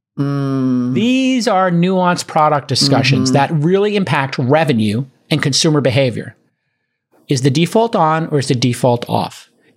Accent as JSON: {"language": "English", "town": "New York City", "region": "New York", "country": "United States", "said": "I'm from Brooklyn"}